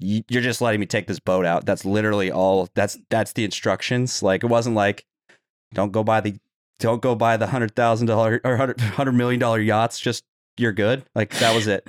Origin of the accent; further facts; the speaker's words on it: Utah, United States; I grew up in Utah